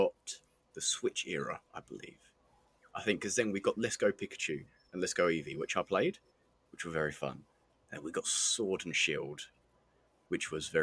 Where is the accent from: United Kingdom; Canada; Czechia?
United Kingdom; England; we're English